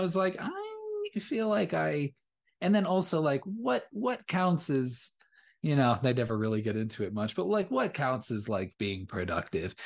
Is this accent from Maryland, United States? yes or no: no; Southern California, United States; growing up in Southern California.